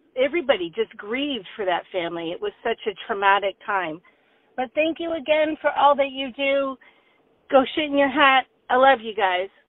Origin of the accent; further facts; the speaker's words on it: Lindsay, Ontario, Canada; moved away as an adult; also born or lived in Bermuda; now in Foxborough, United States; I'm from Lindsay, Ontario, originally now living outside of Boston near Foxborough